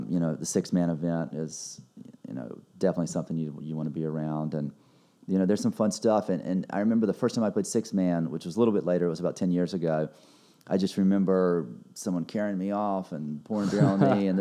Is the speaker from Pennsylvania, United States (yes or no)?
no; High Point, North Carolina, United States; moved away; also born or lived in Hawaii; I was growing up in the Carolinas.